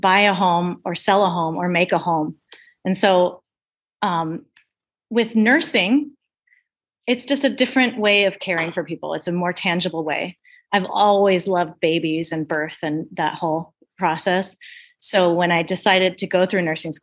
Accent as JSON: {"language": "English", "town": "Scottsdale", "region": "Arizona", "country": "United States", "tie": "born or raised there", "also_born_or_lived": "New York City", "said": "I grew up in Arizona, Scottsdale, Arizona"}